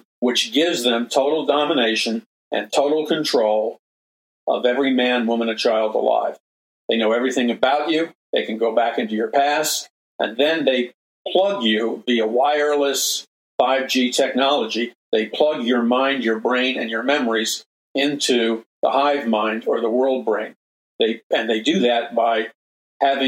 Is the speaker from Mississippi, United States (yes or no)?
no; New York City, New York, United States; when I was a young boy growing up in Jackson Heights, Queens